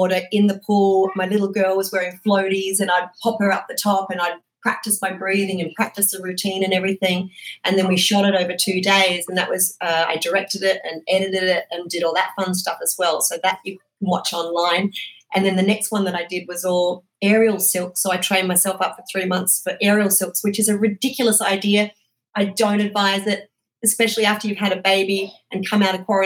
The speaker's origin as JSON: {"language": "English", "country": "Australia", "moved": "as an adult", "lives_now": "United States", "said": "I'm obviously originally from Australia"}